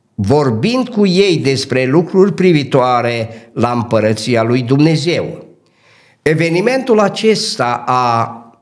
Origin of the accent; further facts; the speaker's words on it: Dobric, Bistrița-Năsăud, Romania; also born or lived in Cluj; m-am născut în Dobric, județul Bistrița Năsăud, într-o familie modestă care a avut nouă copii